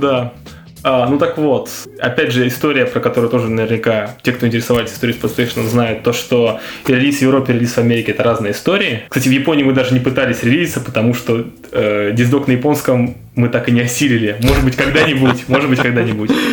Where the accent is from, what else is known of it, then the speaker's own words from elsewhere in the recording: Russia; мы из России